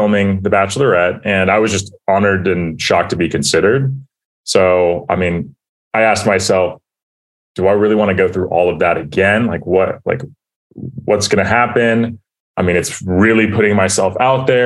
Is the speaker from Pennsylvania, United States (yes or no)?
no; Anaheim, California, United States; now in Austin, United States; So I was born and raised in Anaheim. So all my family's out in Anaheim, Southern California